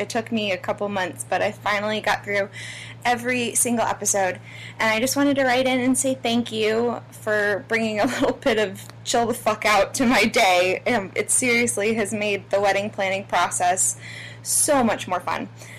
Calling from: Winston-Salem, North Carolina, United States; I'm calling in from Winston-Salem, North Carolina, which is actually the same place

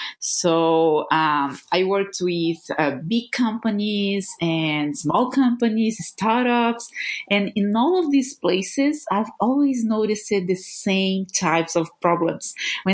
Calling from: Florianópolis, Santa Catarina, Brazil; Well, I'm calling from Contentools house. It's we are in Floripa, Brazil. It's a small island on South Brazil, surrounded by more than 40 beaches, and it's a beautiful place.

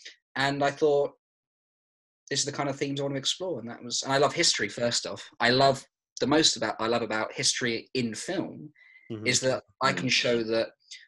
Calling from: London, United Kingdom; I'm calling from London at the moment

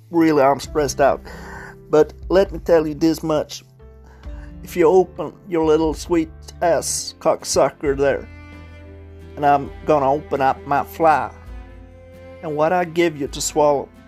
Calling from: Arizona, United States; and I'm calling you from Maricopa County uh, down here in Arizona

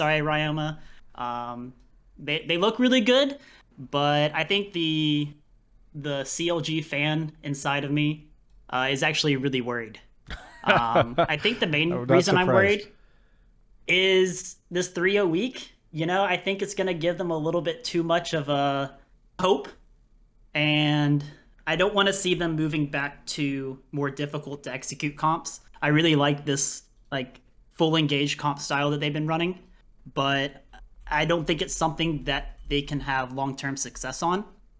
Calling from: South Korea; I'm calling from Korea.

